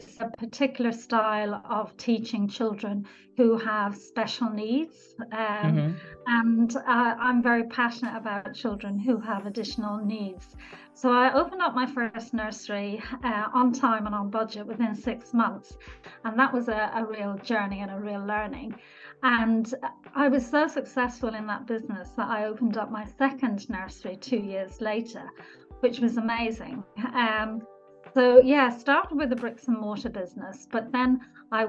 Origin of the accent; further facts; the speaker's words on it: Ireland; accent: Irish; moved away as an adult; now in London, United Kingdom; I'm actually Irish. You probably get a little bit of my accent. I trained in Ireland as a nurse